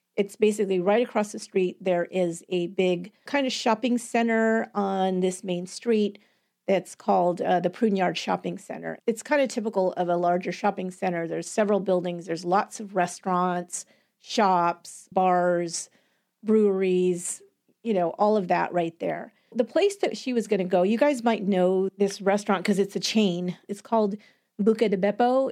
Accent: San Jose, California, United States; I live in San Jose, California

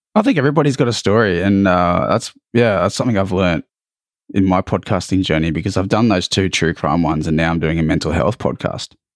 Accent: Australia; accent: thick Australian; born and bred there, uh, or here

